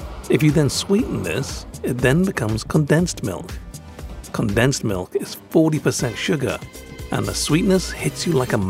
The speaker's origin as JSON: {"language": "English", "country": "Hong Kong", "tie": "born or raised there", "moved": "yes", "lives_now": "Singapore", "said": "I grew up in Hong Kong, so some of my pronunciations are a little bit off"}